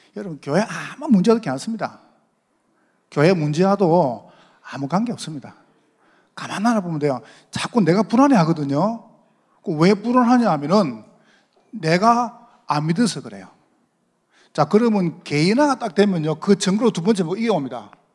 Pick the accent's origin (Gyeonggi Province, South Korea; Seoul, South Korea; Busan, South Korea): Busan, South Korea; accent: Gyeongsang dialect; moved away as an adult; 제가 저 경상도서 왔습니다. 부산에서 오래 살다 왔거든요